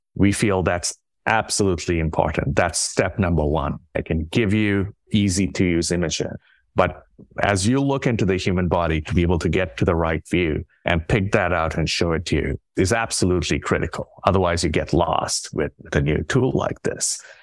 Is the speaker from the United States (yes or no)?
no; India; moved away; I grew up in India.